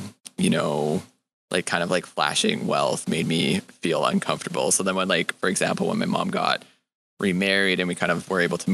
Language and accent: English; Edmonton, Alberta, Canada; now in Montreal, Canada; I'm originally from Edmonton, Alberta, and I'm a creative who's now living and working in Montreal